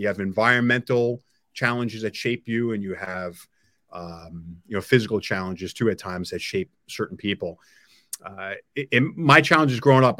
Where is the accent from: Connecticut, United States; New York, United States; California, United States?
New York, United States; Long Island; now in New Jersey, United States; I grew up in New York. I grew up in Long Island